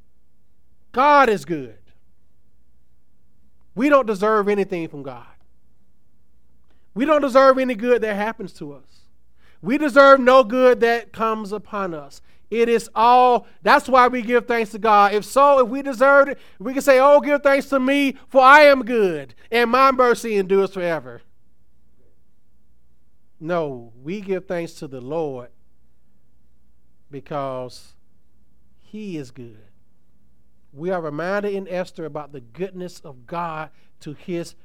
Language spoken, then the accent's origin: English; Tuskegee, Alabama, United States; I'm a country boy. I'm from Tuskegee, Alabama